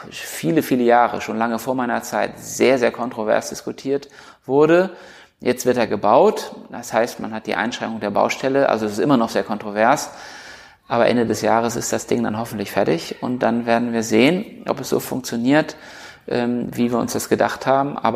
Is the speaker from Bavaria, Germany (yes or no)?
no; Schleswig-Holstein, Germany; wenn man Kieler und Kielern spricht und ich komme aus dem Kieler Umland, jeder hat so seine sentimentalen Geschichten